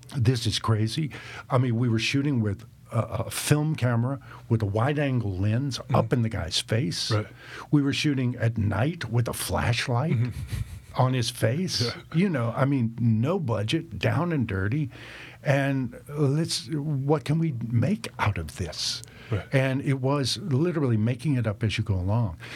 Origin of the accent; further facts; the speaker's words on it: the South, United States; also born or lived in Tennessee; now in Nashville, United States; growing up in the South